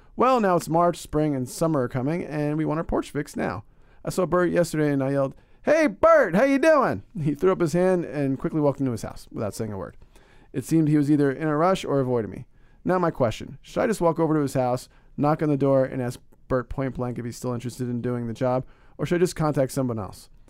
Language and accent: English; Northeast, United States; I'm from the Northeast